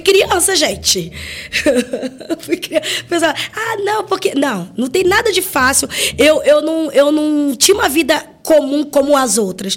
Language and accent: Portuguese; Rio de Janeiro, Brazil; eu sou carioca